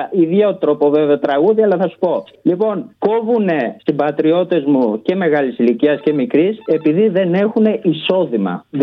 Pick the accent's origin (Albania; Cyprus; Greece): Albania; Λοιπόν, επειδή και εγώ είμαι από την Αλβανία, όπω κατάλαβε.